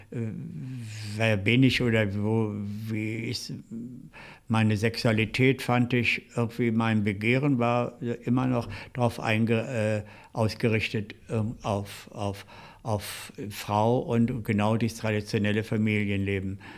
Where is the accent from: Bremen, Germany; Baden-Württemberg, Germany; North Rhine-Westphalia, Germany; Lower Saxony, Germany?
Lower Saxony, Germany; Seelze; moved away as an adult; also born or lived in Hetjershausen near Göttingen / Hanover; now in Berlin, Germany; dann sind wir zu meinem Großvater äh, gegangen, mütterlicherseits, nach Letter bei Hannover. Und ah äh, dort auf dem Bauernhof meines Großvaters habe ich dann so die ersten äh, Kinderjahre und Jugendjahre verbracht